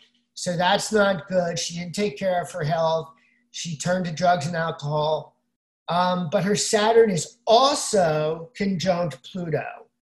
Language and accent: English; Brooklyn, New York, United States; I'm from Brooklyn.